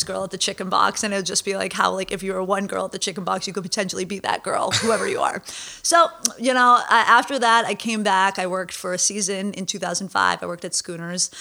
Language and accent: English; Hanover, New Hampshire, United States; I grew up in Hanover, New Hampshire